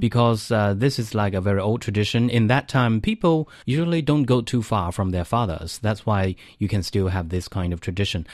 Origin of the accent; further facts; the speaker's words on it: Zhejiang, China; moved away as an adult; now in Beijing, China; in South China, especially in my hometown, in eastern China's, like, uh, Coastal Zhejiang